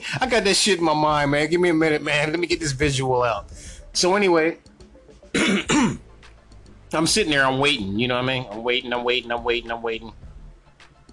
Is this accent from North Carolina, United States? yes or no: yes; North Carolina, United States; I'm from North Carolina